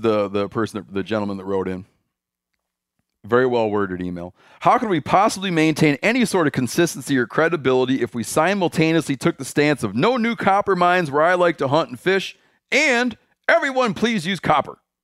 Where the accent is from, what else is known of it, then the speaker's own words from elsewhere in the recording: Michigan, United States; My home state.